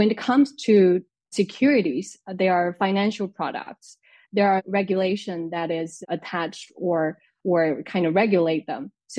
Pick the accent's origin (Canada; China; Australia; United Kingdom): China; moved away as an adult; now in France; I'm originally from China